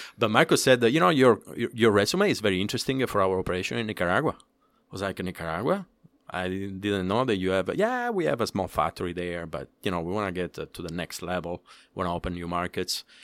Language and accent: English; Palermo, Sicily, Italy; English is a second language; moved away as an adult; also born or lived in Dominican Republic; now in United States; I'm from Sicily, born and raised in Palermo.